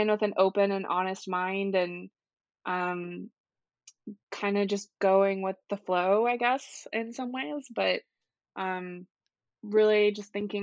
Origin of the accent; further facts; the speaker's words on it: Highland Village, Texas, United States; now in North Carolina, United States; I grew up in a very small town in North Texas called Highland Village